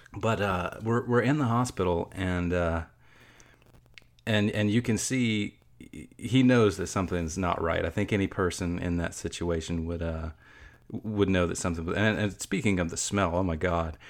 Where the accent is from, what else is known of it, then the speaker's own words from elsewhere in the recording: Georgia, United States; I'm from Georgia